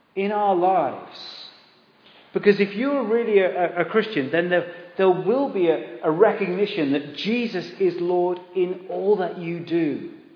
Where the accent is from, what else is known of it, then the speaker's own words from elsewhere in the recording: Exeter, South West England, United Kingdom; we grew up in Devon in Exeter